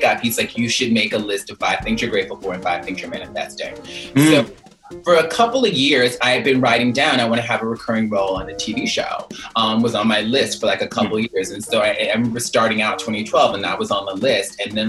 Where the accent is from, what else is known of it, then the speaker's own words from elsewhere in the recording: Mobile, Alabama, United States; I was born in Mobile, Alabama, single mom, you know, poverty, all the stuff.